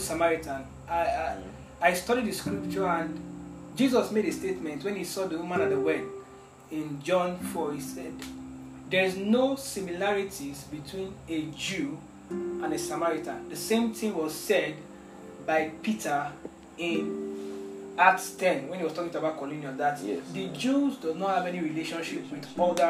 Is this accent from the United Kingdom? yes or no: no; Nigeria; I'm a Nigerian